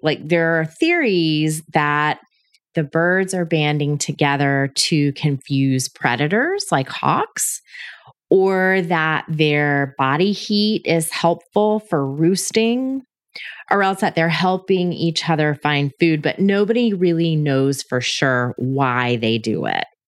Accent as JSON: {"language": "English", "country": "United States", "also_born_or_lived": "Atlanta", "said": "as an American living in Atlanta"}